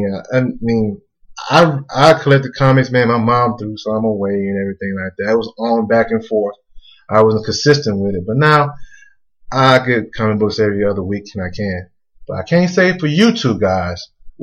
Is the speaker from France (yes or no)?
no; Mississippi, United States; I'm from the country, man. I'm from Mississippi